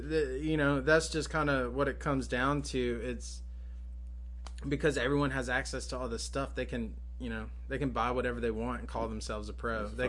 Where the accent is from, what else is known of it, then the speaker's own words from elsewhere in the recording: Greensboro, North Carolina, United States; I grew up out by the Pleasant Garden, Forest Oaks area.